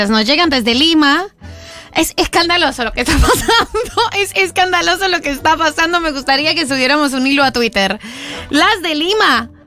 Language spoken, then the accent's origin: Spanish; Uruguay; now in New York, United States; Soy uruguaya, pero vivo en Nueva York.